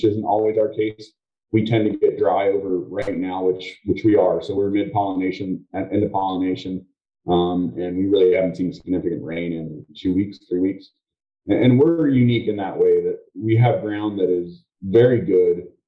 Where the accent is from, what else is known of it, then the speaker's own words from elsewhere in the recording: Mount Joy, Pennsylvania, United States; We're from Mount Joy, Pennsylvania, which is south central Pennsylvania